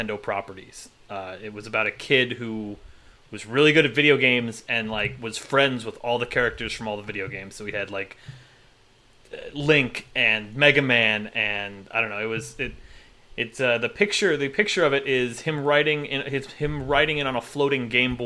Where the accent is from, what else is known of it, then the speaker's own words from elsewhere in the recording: United States; I'm from America